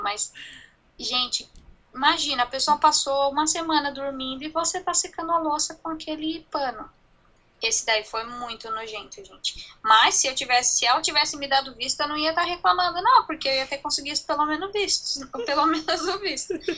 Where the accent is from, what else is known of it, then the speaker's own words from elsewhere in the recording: Brazil; moved away as an adult; now in New Zealand; A gente é brasileiro e a gente sempre vai ser